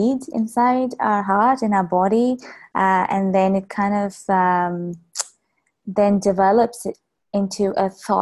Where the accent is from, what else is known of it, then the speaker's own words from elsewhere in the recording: Bangalore, Karnataka, India; moved away as an adult; also born or lived in New Zealand; now in Melbourne, Australia; So I am from India, from Bangalore, which is south of India, and that's where I was born. And I lived there till I was about 22 years.